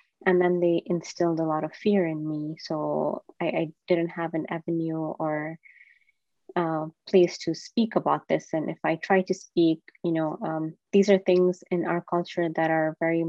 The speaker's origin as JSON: {"language": "English", "country": "Kenya", "tie": "born or raised there", "said": "I was born and raised in Kenya"}